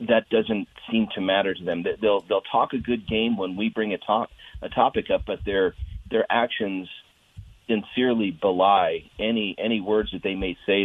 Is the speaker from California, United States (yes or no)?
no; Arizona, United States; also born or lived in Colorado; now in El Paso County, Colorado, United States; I'm not a lifelong Coloradan. I'm born and raised in Arizona